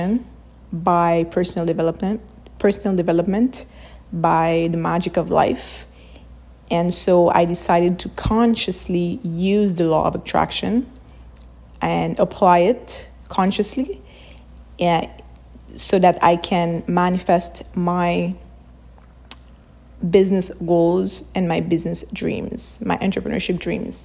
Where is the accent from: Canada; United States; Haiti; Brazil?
Haiti; I'm from Haiti